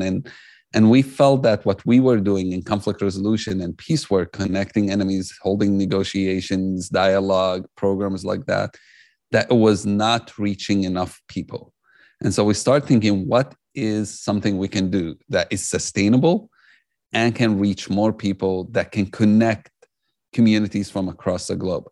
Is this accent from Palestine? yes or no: yes; Jerusalem, Palestine; I grew up in Jerusalem. I'm Palestinian